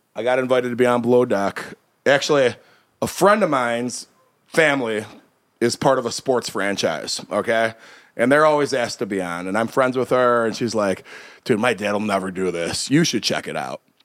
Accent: Chicago, Illinois, United States; we're from Chicago.

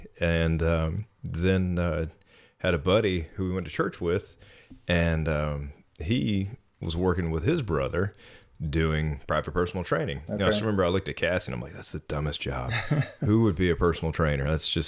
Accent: Atlanta, Georgia, United States; also born or lived in Dahlonega / Athens; I'm originally from Atlanta, Georgia. My dad was a Methodist minister, so we moved all over North Georgia.

